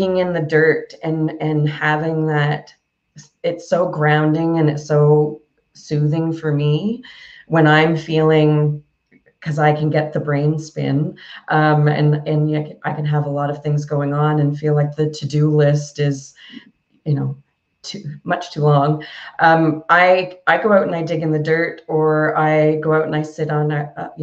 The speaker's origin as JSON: {"language": "English", "town": "Yarmouth", "region": "Nova Scotia", "country": "Canada", "tie": "born or raised there", "also_born_or_lived": "South Korea / Philippines", "moved": "as an adult", "said": "I had a cafe in my hometown for a number of years"}